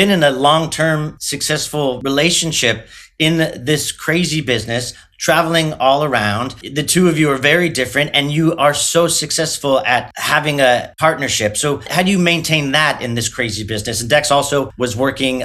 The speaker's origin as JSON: {"language": "English", "region": "Southern California", "country": "United States", "moved": "yes", "lives_now": "New York City, United States", "said": "I'm from Southern California originally"}